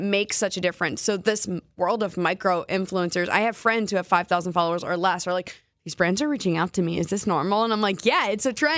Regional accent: New Jersey, United States; moved away as an adult; now in Seattle, United States; I was born and raised in New Jersey, and then I moved to Seattle three years ago.

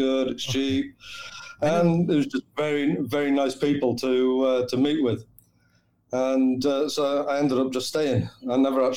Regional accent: South Wales, United Kingdom; moved away as an adult; also born or lived in Spain; now in Malaysia; originally, I'm actually from South Wales in the UK. So I was raised in Wales

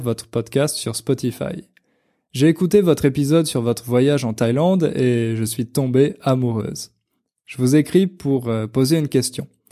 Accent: Portugal; French is a second language; je viens du Portugal

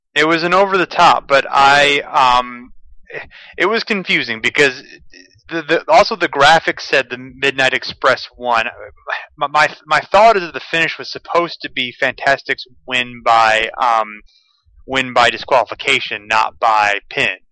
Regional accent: Ohio, United States; also born or lived in Toledo, Ohio; I'm from Ohio, the, in the Midwest

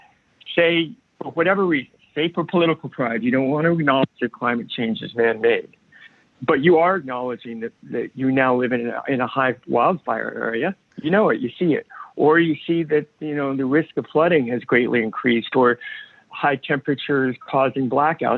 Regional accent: New York City, New York, United States; I grew up, I was born in New York City, and my schooling was there and lived there primarily during my childhood

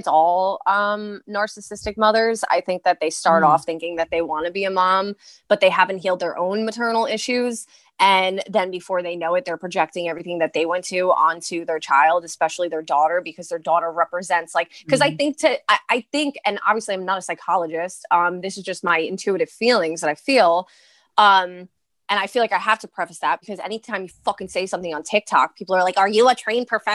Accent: New York City, New York, United States; accent: East Coast; I'm from Brooklyn, Staten Island

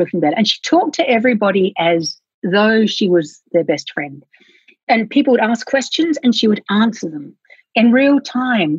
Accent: Australia; now in Wellington, New Zealand; I'm originally from Australia.

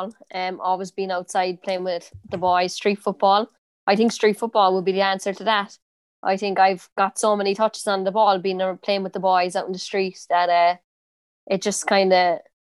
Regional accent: Cork, Munster, Ireland; accent: Cork; moved away as an adult; I have a pretty strong accent, like, I think Cork accent

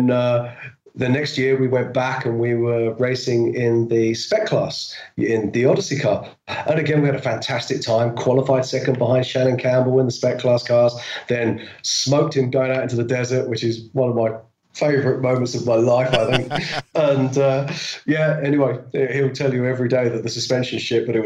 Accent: United Kingdom; I'm a Brit

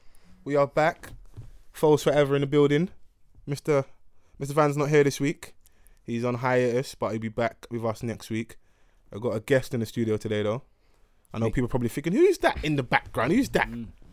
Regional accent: Egypt; Like, I'm from Egypt, but I just gone to Cairo with my girl

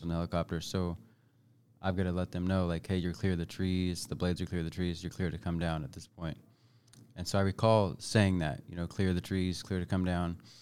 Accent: Bethany, Missouri, United States; also born or lived in Kansas City, Kansas; I was, uh, born at K U Medical Center, uh, local, right? And then at some point in my young age, uh, we moved north to a place called Bethany, Missouri

